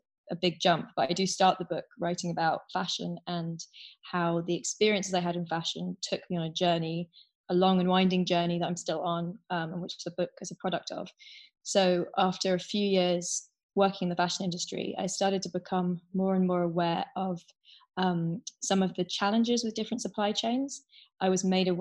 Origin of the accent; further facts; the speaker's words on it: London, United Kingdom; I grew up in London, and I was 14 years old